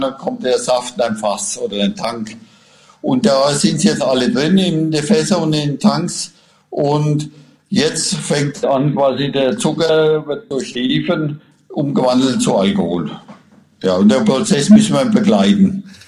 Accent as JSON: {"language": "German", "area": "Franconia", "region": "Bavaria", "country": "Germany", "said": "bei uns in Franken"}